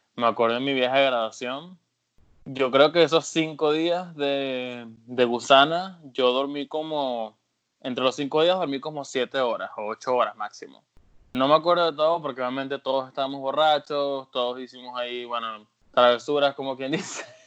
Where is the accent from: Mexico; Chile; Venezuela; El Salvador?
Venezuela; moved away as an adult; now in United States; mi noviecita la dejé en Venezuela